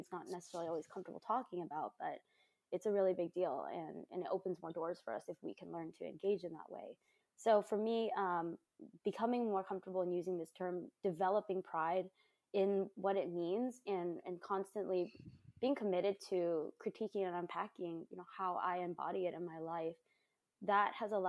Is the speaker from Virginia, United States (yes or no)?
no; Covina, California, United States; I was born and raised in Covina in California